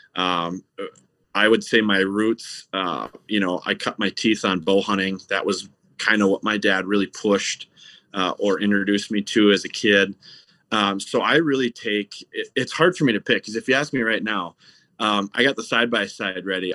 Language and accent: English; Stillwater, Minnesota, United States; I grew up in Stillwater, Minnesota, which is right on the Minnesota side of the St. Croix River